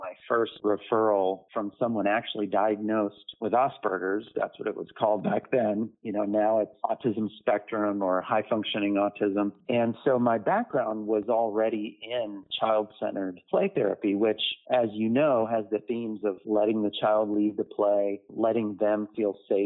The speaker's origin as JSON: {"language": "English", "town": "Lakeland", "region": "Florida", "country": "United States", "tie": "born or raised there", "said": "in my hometown was a children's home here in Lakeland, Florida"}